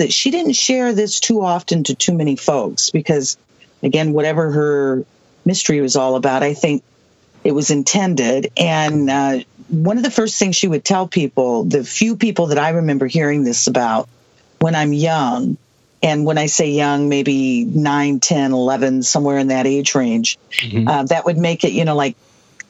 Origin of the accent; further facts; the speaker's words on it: Southwest, United States; I'm from the Southwest, and I am a late 1950s baby.